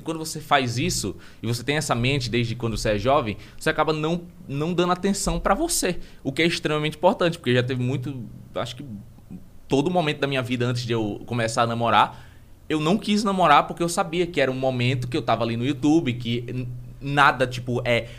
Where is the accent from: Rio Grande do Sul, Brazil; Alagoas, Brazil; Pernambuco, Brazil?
Alagoas, Brazil; Maceió; moved away as an adult; now in São Paulo, Brazil; eu venho de Maceió